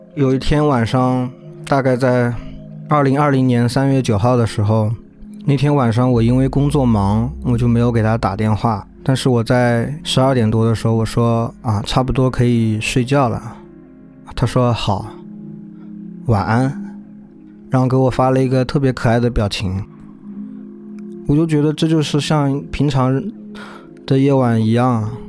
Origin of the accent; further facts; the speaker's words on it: Zhejiang, China; 我们老家有一家在浙江省都特别有名的心理医院